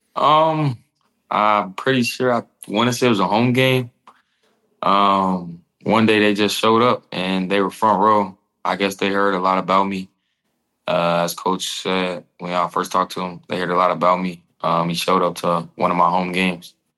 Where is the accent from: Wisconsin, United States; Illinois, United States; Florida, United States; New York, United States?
Illinois, United States; growing up in Illinois